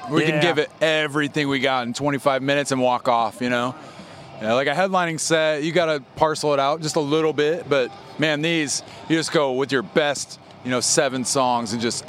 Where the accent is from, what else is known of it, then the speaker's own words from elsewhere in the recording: Iowa, United States; We're from Iowa, so we're right in the middle.